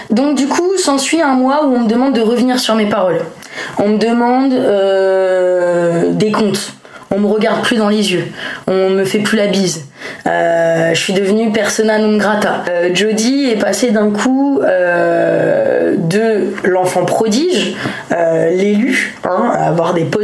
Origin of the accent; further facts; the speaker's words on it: Lyon, Auvergne-Rhône-Alpes, France; je suis lyonnaise à la base, donc on a beaucoup déménagé